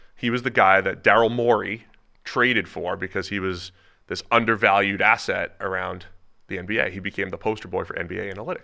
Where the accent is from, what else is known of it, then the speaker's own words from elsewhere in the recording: Cincinnati, Ohio, United States; my hometown, Cincinnati